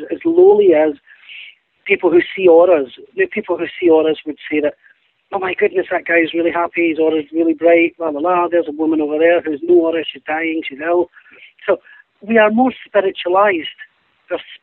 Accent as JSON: {"language": "English", "town": "Glasgow", "region": "Scotland", "country": "United Kingdom", "tie": "born or raised there", "said": "Being Scottish"}